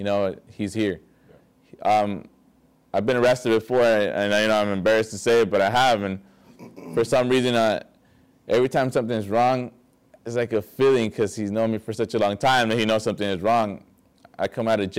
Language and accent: English; Vista, California, United States; I grew up in Vista, you know, I was a skater